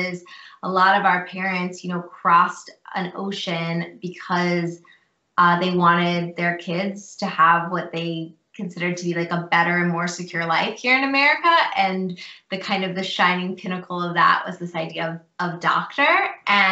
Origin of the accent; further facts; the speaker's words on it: Cincinnati, Ohio, United States; moved away as an adult; also born or lived in Chicago area / Houston, Texas; I was born and raised in Cincinnati, Ohio.